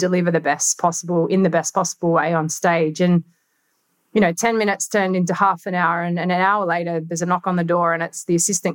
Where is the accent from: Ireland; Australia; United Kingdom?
Australia; I'm an Australian